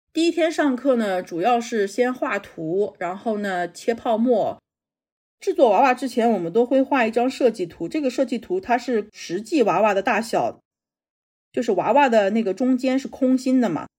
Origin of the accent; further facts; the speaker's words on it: China; moved away as an adult; also born or lived in Japan; 我是中国人